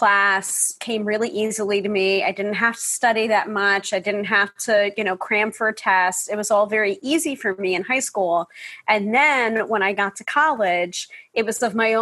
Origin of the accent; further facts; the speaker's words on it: New York, United States; the New Yorker